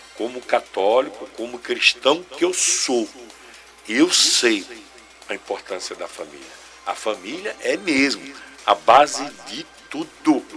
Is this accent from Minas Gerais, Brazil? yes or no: no; Itabaiana, Sergipe, Brazil; Eu sou de Itabaiana. Eu sou de Itabaiana. Está no meu sangue empreender